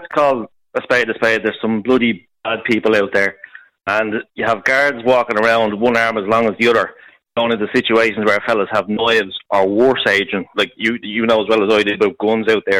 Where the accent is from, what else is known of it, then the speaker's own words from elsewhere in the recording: Dublin, Leinster, Ireland; I'm from Finglas, Glasnevin area